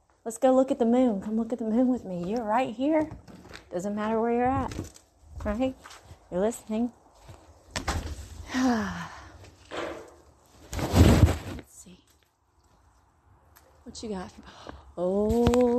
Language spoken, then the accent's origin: English; Mississippi, United States; accent: Mississippi gal accent; My Mississippi gal accent's coming out